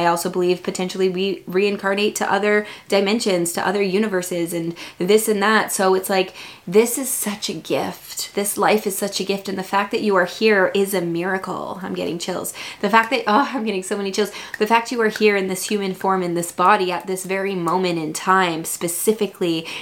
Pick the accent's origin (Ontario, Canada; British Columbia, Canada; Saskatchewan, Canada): British Columbia, Canada; Vancouver; I'm from Vancouver